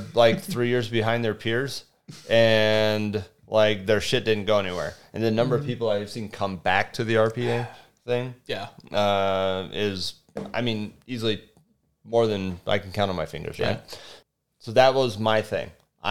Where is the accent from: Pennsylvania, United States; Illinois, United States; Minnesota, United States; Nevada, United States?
Nevada, United States; Las Vegas; moved away as an adult; I grew up in Vegas